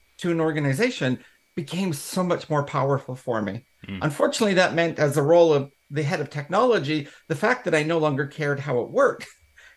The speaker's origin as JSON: {"language": "English", "country": "Canada", "accent": "Canadian", "moved": "as an adult", "lives_now": "United Kingdom", "said": "in Canada, hence the accent. I am British born, but not raised in the UK, but I have come home to the UK"}